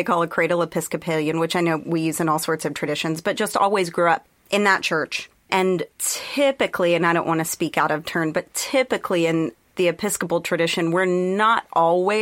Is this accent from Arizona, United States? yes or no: no; Texas, United States; I grew up in Texas